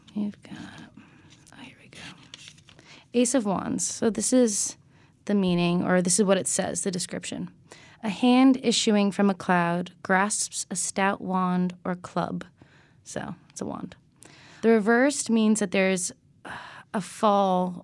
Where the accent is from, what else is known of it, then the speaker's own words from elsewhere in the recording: Connecticut, United States; I'm from Connecticut